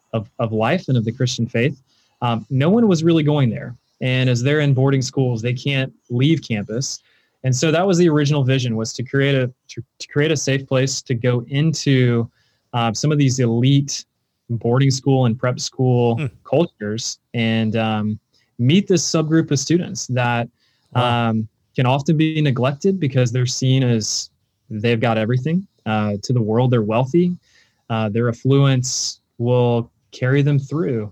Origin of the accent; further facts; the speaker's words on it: Vass, North Carolina, United States; also born or lived in Fayetteville, North Carolina; now in Raleigh, United States; I was originally born in Fayetteville, North Carolina, and moved pretty soon after that to the Southern Pines, Pinehurst area. The little town I grew up in is called Vass